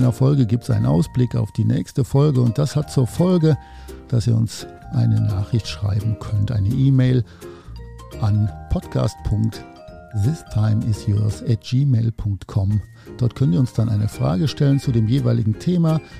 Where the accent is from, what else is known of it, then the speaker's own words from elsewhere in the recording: North Rhine-Westphalia, Germany; ich komme aus dem Oberbergischen Kreis in der Nähe von Köln